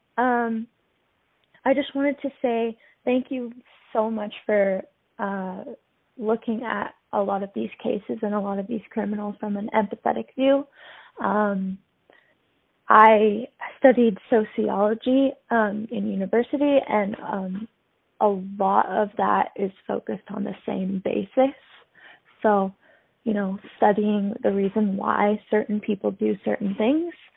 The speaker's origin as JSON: {"language": "English", "area": "Haldimand County", "region": "Southern Ontario", "country": "Canada", "lives_now": "Hamilton, Canada", "said": "I'm from Haldeman County. Um, which is in Southern Ontario"}